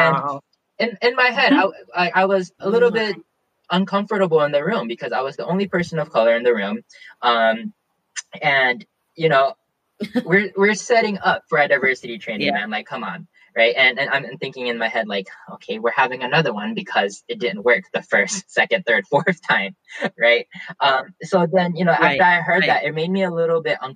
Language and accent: English; the South, United States; accent: Southern; I grew up in the South primarily